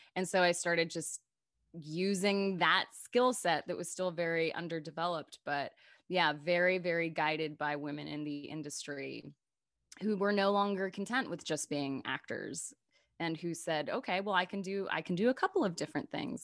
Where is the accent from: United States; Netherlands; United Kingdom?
United States; North Little Rock, Arkansas; moved away; also born or lived in Chicago; I grew up in North Little Rock, Arkansas